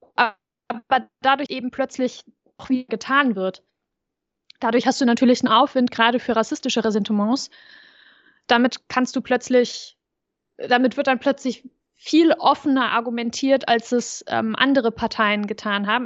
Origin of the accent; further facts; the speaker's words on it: Overath, North Rhine-Westphalia, Germany; wo ich groß geworden bin, in Overath